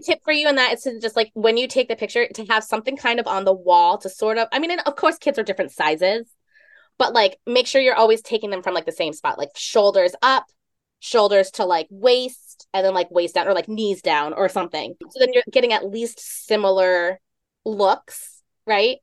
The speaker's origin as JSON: {"language": "English", "region": "East Coast", "country": "United States", "tie": "born or raised there", "said": "Growing up on the East Coast"}